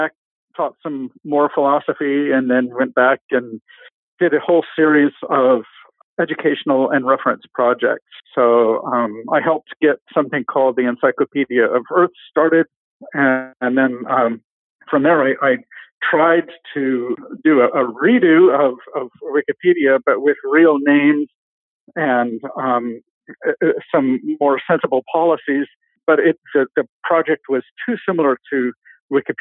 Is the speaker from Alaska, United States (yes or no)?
yes; Anchorage, Alaska, United States; moved away; also born or lived in Seattle, Washington / Portland, Oregon / Ohio; I was born in the Seattle area. I grew up in Anchorage, Alaska, most of my years.